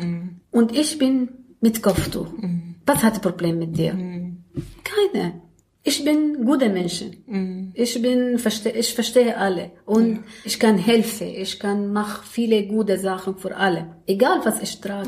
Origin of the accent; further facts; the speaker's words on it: Damascus, Damascus Governorate, Syria; German is a second language; moved away as an adult; now in Berlin, Germany; ich komme aus Syrien, aus Damaskus